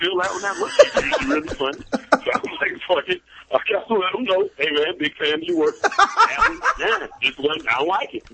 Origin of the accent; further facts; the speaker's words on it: the South, United States; I'm from the South